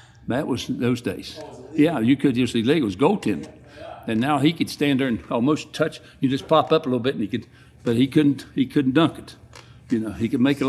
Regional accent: Boone County, West Virginia, United States; Living back in the coal fields, I was raised in Boone County, West Virginia, and I'm 78 years old

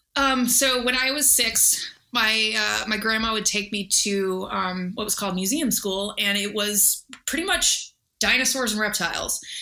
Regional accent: Texas, United States; growing up in Texas, I was always out like looking for snakes

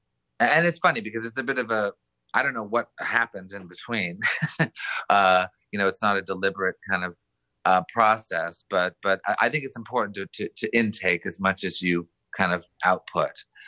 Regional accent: Montreal, Quebec, Canada; I was brought up in Montreal

